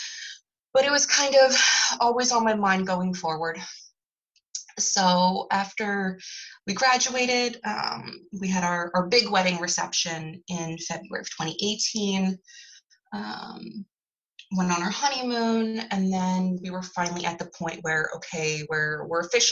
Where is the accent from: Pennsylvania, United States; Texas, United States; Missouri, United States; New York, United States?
Pennsylvania, United States; Philadelphia; I grew up in Philly and currently live there